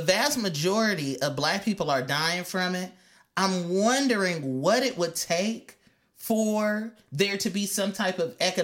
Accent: California, United States; I've been born and raised in California

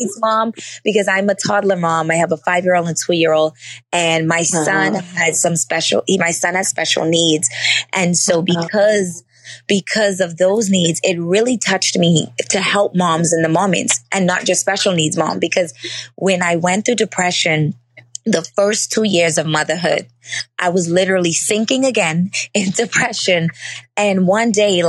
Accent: Bahamas; I literally live 2 minutes away from the beach. I'm from the Bahamas.

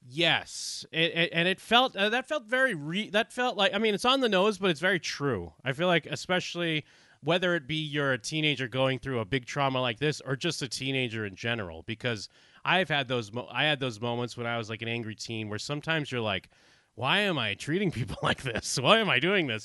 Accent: outside of Boston, Massachusetts, United States; I grew up outside of Boston

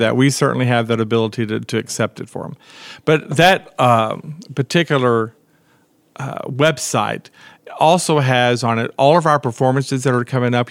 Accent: Brownwood, Texas, United States; I grew up in Brownwood

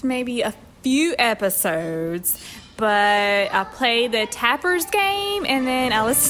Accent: Georgia, United States; I'm from Georgia.

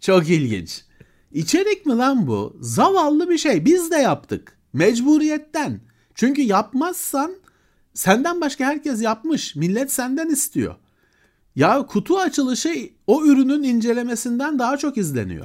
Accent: Istanbul, Turkey; ben Bakırköylüyüm kardeşim. Bakırköy benim için çok önemli bir yer

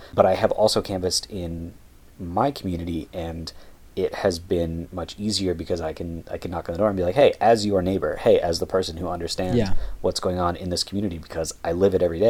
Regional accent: United States; we're both from the United States

